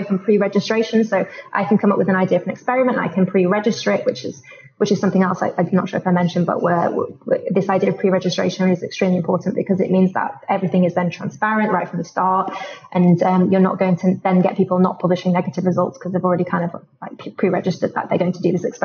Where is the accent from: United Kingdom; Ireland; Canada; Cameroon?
United Kingdom; London; I'm from London